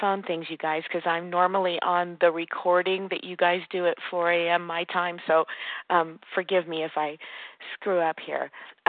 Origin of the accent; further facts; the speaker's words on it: California, United States; now in Nevada, United States; And I was raised in Southern California by you guys. I got in, thank God, very young. But moving to Northern Nevada, there's not nearly as prevalent as a program.